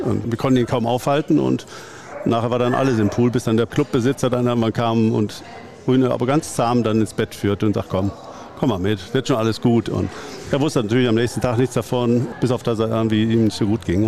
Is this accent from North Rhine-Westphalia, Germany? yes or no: yes; Gummersbach, North Rhine-Westphalia, Germany; ich komme aus dem Gummersbacher Umfeld, bin nach wie vor hier auch wohl gebürtig wie hier wohnen geblieben